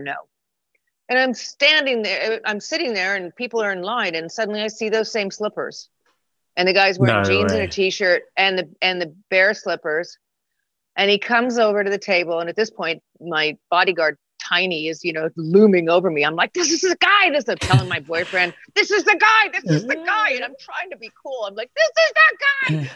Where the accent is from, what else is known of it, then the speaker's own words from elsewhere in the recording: Connecticut, United States; moved away; also born or lived in California; I grew up in Connecticut